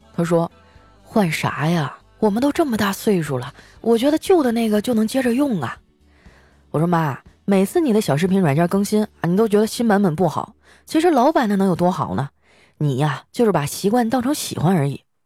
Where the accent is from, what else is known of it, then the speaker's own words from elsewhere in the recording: Northeast China, China; now in Shanghai, China; 我爸妈退休以后啊，是想在老家安度晚年的，结果前几年我生了一场大病啊，老两口就背井离乡啊，来到上海照顾我了